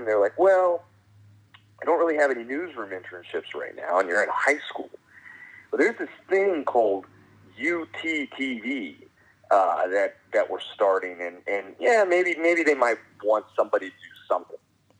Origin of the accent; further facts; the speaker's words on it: San Diego, California, United States; moved away as an adult; now in Los Angeles, United States; And before that, I was in San Diego, born and raised in San Diego, and started my news career down there at a very young age.